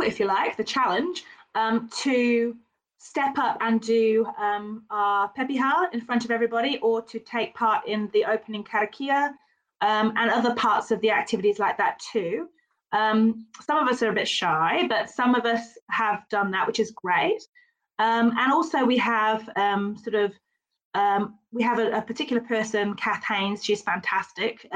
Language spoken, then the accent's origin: English; United Kingdom; now in New Zealand; being British, I don't have a huge amount of te reo in my background